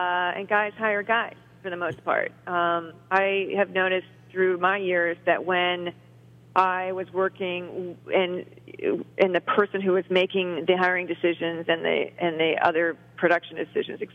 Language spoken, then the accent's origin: English; Ohio, United States; also born or lived in Cincinnati, Ohio / Brecksville, Ohio; I was born in Cincinnati and then moved to Brecksville outside of Cleveland when I was 8 years old. I'm a Ohio girl.